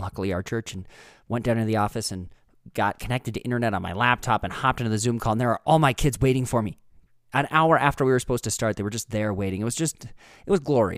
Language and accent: English; Minnesota, United States; now in Leadville, United States; Northfield, Minnesota, which is my home state